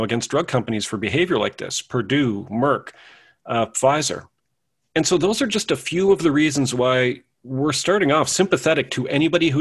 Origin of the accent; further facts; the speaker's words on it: Canada; I was born in Canada sometime in the mid-70s.